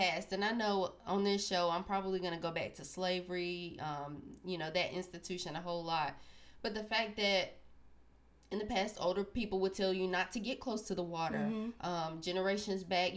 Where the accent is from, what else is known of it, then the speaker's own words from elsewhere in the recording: Sanford, North Carolina, United States; I'm from Sanford, North Carolina